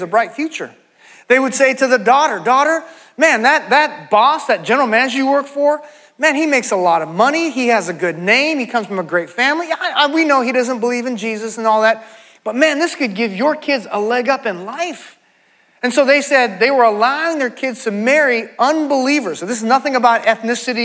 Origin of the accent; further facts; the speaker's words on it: San Francisco, California, United States; moved away as an adult; also born or lived in Dallas, Texas; I grew up in San Francisco, the Bay Area